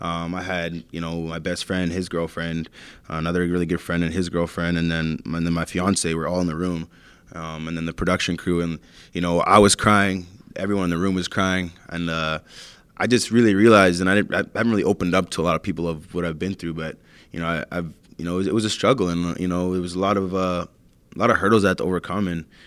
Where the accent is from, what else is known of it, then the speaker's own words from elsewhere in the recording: Canada; the hurdles as being a Canadian junior player, but also the personal struggles that I've been through with my family, my upbringing